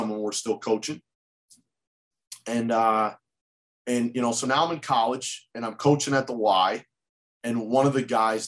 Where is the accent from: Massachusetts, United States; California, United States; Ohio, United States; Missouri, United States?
Massachusetts, United States; Holyoke; I'm that kid from Holyoke that's working for the UMass basketball team